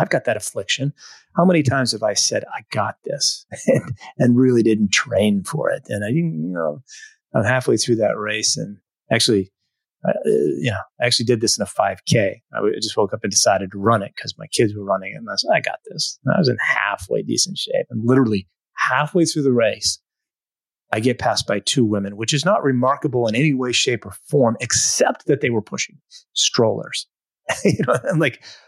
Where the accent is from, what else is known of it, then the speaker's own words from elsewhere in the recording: New England, United States; I'm from New England